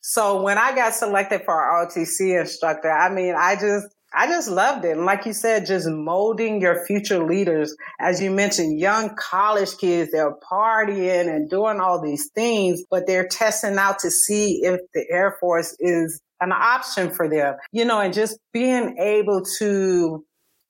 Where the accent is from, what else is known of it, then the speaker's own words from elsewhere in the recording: Columbus, Georgia, United States; moved away as an adult; also born or lived in Alabama / South Carolina; I'm originally from Georgia. So I was an hour and a half away from family in Columbus